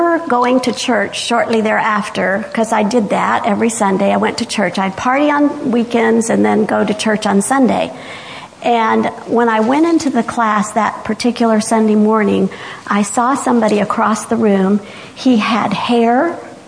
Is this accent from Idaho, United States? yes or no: no; the South, Georgia, United States; I went to church because I'm from the South, and in the South, we go to church